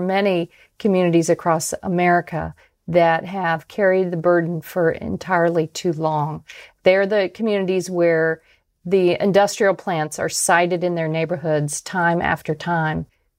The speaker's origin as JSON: {"language": "English", "town": "Tampa", "region": "Florida", "country": "United States", "tie": "born or raised there", "said": "because my hometown of Tampa, Florida, just last week set an all-time high temperature record."}